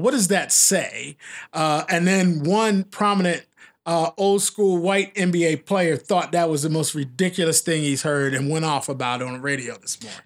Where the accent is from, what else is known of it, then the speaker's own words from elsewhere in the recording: Philadelphia, Pennsylvania, United States; now in Portland, United States; I'm from Philly